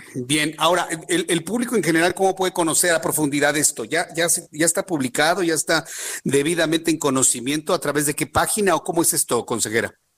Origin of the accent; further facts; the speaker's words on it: Mexico; nosotros como mexicanos